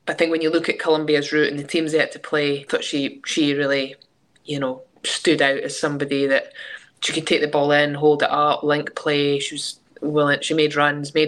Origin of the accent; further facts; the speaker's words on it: Scotland, United Kingdom; now in England; being Scottish